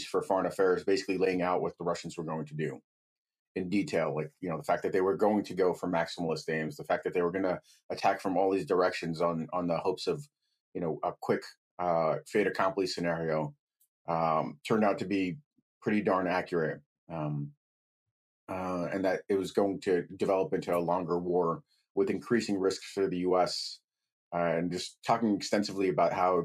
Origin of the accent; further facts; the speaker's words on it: United States; also born or lived in Kyiv, Ukraine / Brighton Beach, New York; I was raised in the United States. I came over when I was 4 years old. I only know America